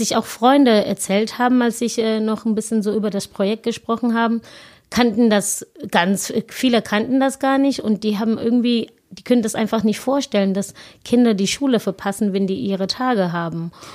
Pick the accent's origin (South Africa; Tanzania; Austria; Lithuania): South Africa; German is a second language; moved away as an adult; now in Germany; wo ich herkomme, das ist wirklich eine ganz kleine Township und ähm, ich bin da aufgewachsen